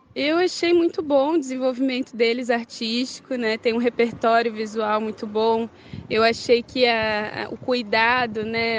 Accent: Florianópolis, Santa Catarina, Brazil; De Florianópolis.

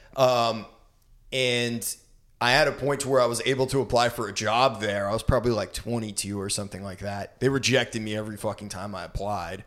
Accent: Brunswick, Maine, United States; moved away; in Brunswick, my hometown

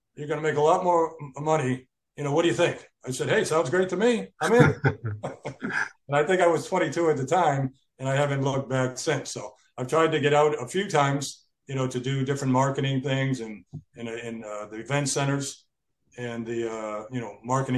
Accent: Cambridge, Massachusetts, United States; moved away; I grew up in Cambridge, you know, right. You know, hung out at Harvard, University, played football at, in Harvard Stadium for my Thanksgiving Day game.

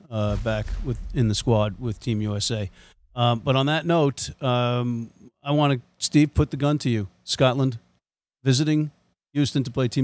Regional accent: Ireland; As objective as an Irishman can be about England

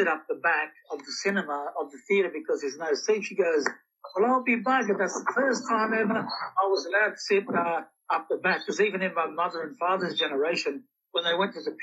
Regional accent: Moree, New South Wales, Australia; also born or lived in Cape York / Southwest Queensland; up home where I'm from, my hometown

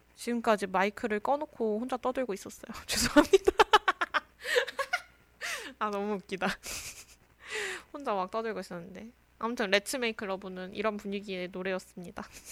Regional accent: Daejeon, South Korea; moved away as an adult; also born or lived in Seoul; 저는 이제 대전 사람인데

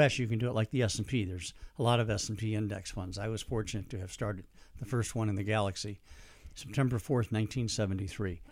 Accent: St. Louis, Missouri, United States; moved away as an adult; I'm from Saint Louis

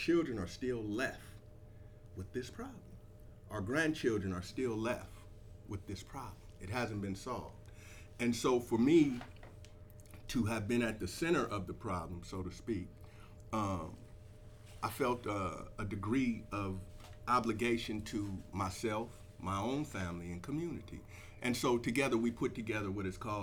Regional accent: East Palo Alto, California, United States; I'm from East Palo Alto, so in 1992, East Palo Alto was unfortunately the murder capital of the United States.

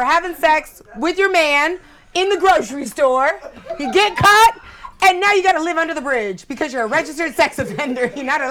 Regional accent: California, United States; now in Florida, United States; I'm originally from California.

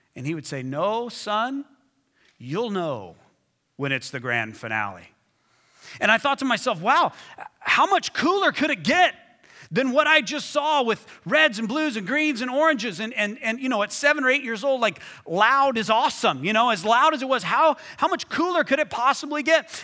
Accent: Hobbs, New Mexico, United States; I was seven or eight years old in my hometown, Hobbs, New Mexico.

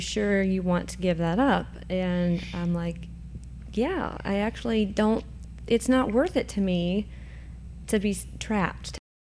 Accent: Cynthiana, Kentucky, United States; moved away; I am from Cynthiana, Kentucky, originally.

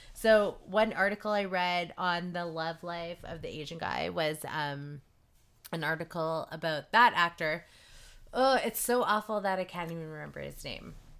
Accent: Surrey, British Columbia, Canada; I grew up in Surrey

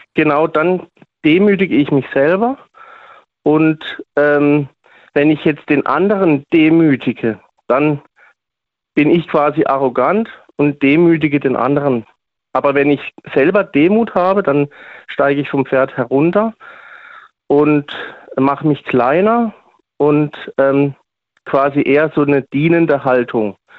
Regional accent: Switzerland; now in Freiburg, Germany; aber bin auch aus der Schweiz. ursprünglich mal

